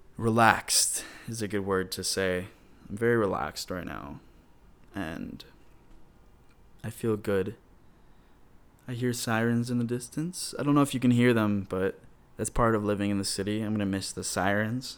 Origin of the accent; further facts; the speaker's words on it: Michigan, United States; moved away as an adult; now in Atlanta, United States; my home state